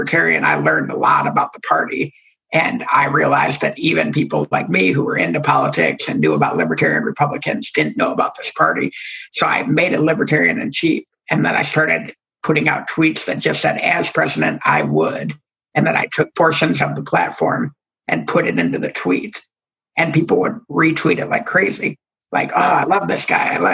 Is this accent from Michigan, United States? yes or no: yes; Ann Arbor, Michigan, United States; now in Oklahoma, United States; I grew up in Ann Arbor, which is a very, very blue city inside of Michigan.